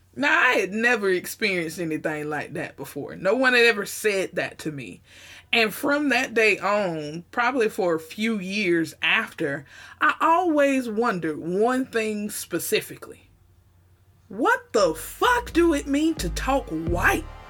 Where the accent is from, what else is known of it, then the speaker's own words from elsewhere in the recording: the South, United States; accent: Southern twang, Southern drawl; they always talked about our accents here in the South. The Southern twang and the Southern drawl was very, very real.